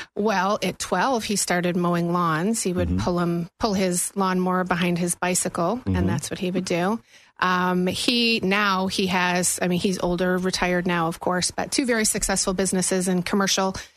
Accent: Buffalo, New York, United States; moved away as an adult; also born or lived in Tennessee / Germany; now in Florida, United States; Born and raised in Buffalo area

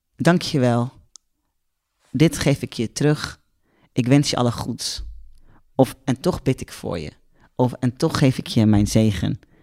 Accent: Netherlands; Als Nederlander

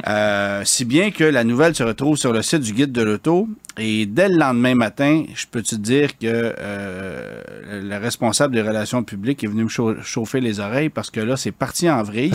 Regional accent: Quebec, Canada; chez nous au Québec

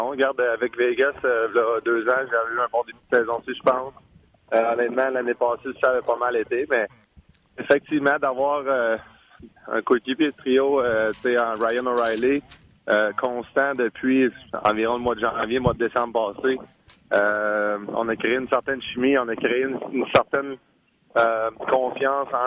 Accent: Canada; On évidemment, on vient presque tout du Canada on a grandi dans, l'hiver

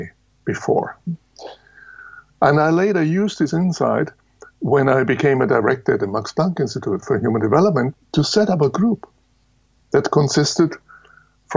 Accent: Munich, Bavaria, Germany; Now, I was born in Lower Bavaria. That's at the end of the world. And grew up in Munich.

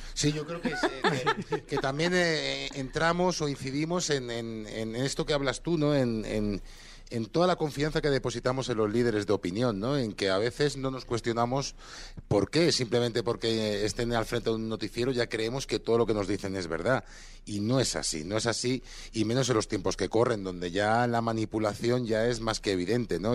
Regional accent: Barcelona, Catalonia, Spain; moved away; soy de Barcelona

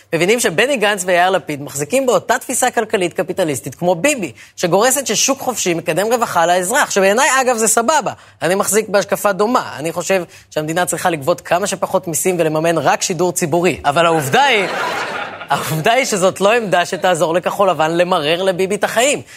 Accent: Ra'anana, Central District, Israel; כשאני גדלתי ברעננה

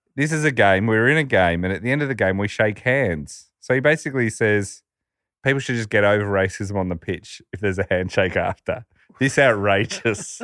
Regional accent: Australia; when you grow up, like, we're an Australian

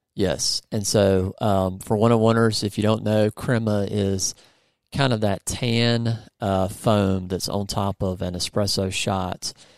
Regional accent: United States; I'm American

